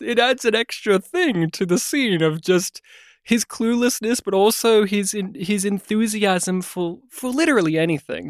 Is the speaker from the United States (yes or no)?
no; Australia; as an Aussie